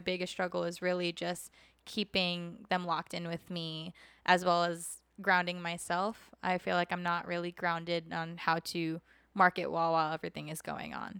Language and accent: English; Oceanside, California, United States; also born or lived in Minnesota; now in Las Vegas, United States; I grew up in Oceanside, California.